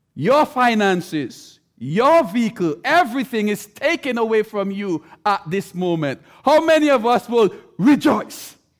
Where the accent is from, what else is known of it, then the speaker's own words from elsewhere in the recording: St. Vincent & Grenadines; I'm from the island. I'm from Saint Vincent.